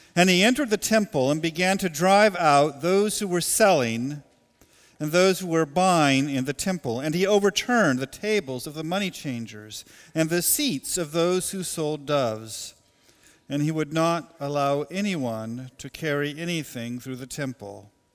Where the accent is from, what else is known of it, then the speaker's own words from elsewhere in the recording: Portland, Oregon, United States; now in Goshen, United States; The place, uh, that I was born, Portland, Oregon, is meaningful to me.